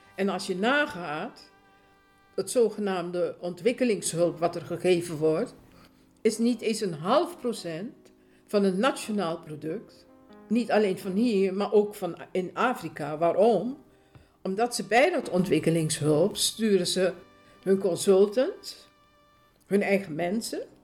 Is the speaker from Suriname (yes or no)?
yes; Suriname; now in Netherlands; Ik ben geboren in Suriname